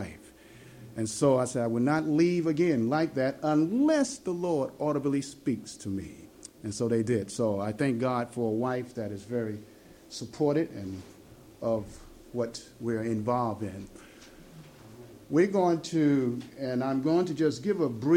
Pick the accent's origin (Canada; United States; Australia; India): United States; Chicago, Illinois; we're originally from Chicago, there in the United States